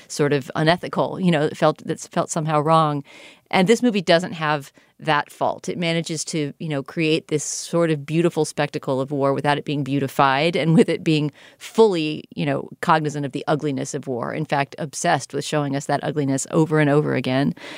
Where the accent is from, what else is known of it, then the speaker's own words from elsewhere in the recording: United States; as an American viewer